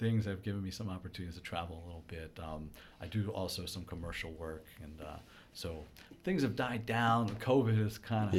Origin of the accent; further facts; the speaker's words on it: Baltimore, Maryland, United States; No, you know, I grew up here in Baltimore, right. And I've spent most of my time here.